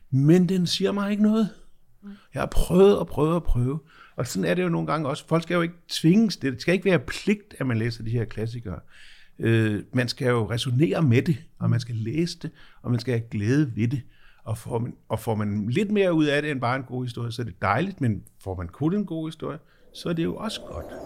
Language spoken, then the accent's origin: Danish; Germany; now in Denmark; Det er jo også terrorister, jeg er vokset op med i Tyskland, de gamle og med fraktioner sådan, som ligesom jo var super, super, super venstreorienteret.